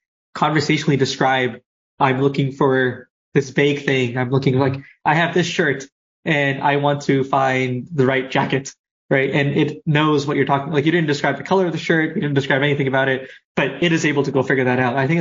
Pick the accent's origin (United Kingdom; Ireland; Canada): Canada; I'm Canadian